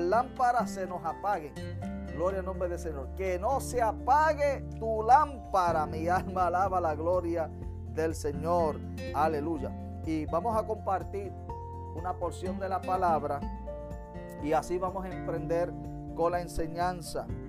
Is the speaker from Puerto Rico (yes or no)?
yes; Utuado, Puerto Rico; en el barrio, amén, de los Pinos de Utuado, donde me crié